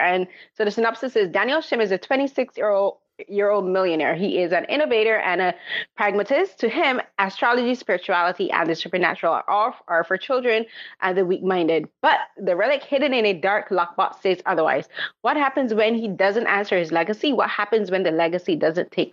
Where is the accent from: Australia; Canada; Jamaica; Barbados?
Barbados; Growing up in Barbados, they were expensive